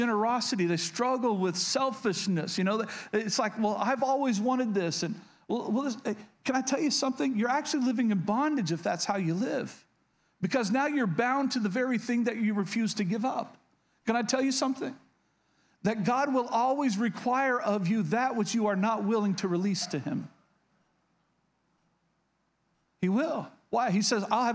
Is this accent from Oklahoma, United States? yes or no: yes; Oklahoma, United States; I grew up in Oklahoma, so yeah, I've been hunting